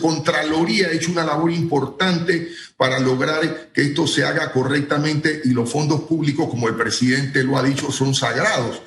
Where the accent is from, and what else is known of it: Panama